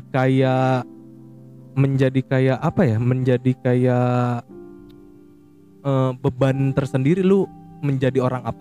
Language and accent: Indonesian; West Java, Indonesia; keren ya maksudnya gue sebagai orang Sunda gitu terlahir sebagai orang Sunda kayak keren aja gitu